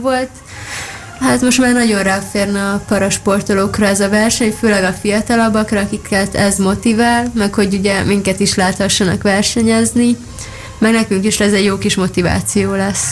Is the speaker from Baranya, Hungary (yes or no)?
yes; Szigetvár, Baranya, Hungary; moved away; Kiskoromban bicikliztem, amíg Szigetváron laktam, azzal jártam úszodába